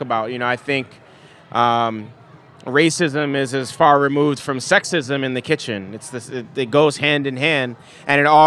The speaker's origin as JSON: {"language": "English", "town": "New York City", "region": "New York", "country": "United States", "tie": "born or raised there", "also_born_or_lived": "Nigeria / Washington, D.C.", "moved": "yes", "said": "me growing up in the Bronx"}